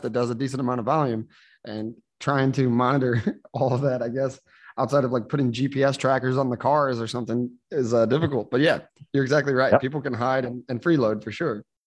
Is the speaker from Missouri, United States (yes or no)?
yes; St. Louis, Missouri, United States; moved away as an adult; now in San Juan, Puerto Rico; I was born and raised in St. Louis, Missouri, United States